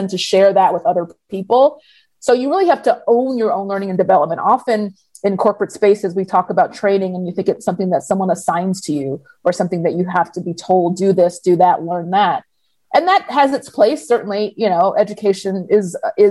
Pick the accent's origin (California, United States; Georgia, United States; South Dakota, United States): Georgia, United States; Atlanta; also born or lived in New York; I was born here in the States, born in New York and raised in Atlanta